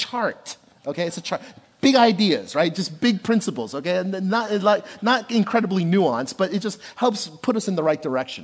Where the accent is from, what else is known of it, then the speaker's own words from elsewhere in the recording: Passaic, New Jersey, United States; I was born and raised in Passaic, New Jersey